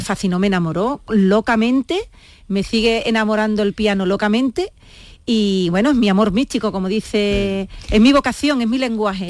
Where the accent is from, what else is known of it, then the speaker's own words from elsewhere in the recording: Jerez de la Frontera, Andalusia, Spain; aquí en el, ayuntamiento de mi tierra, de Jerez